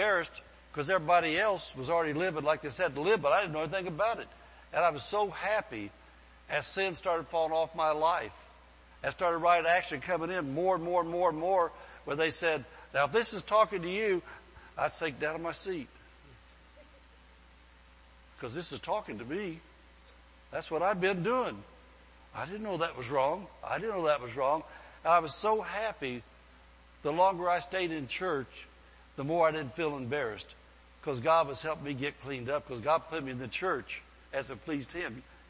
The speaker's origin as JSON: {"language": "English", "region": "the Bible Belt", "country": "United States", "lives_now": "California, United States", "said": "one of the biggest things that surprised me when I came to California, we came from the Bible Belt, and things were a little different out there."}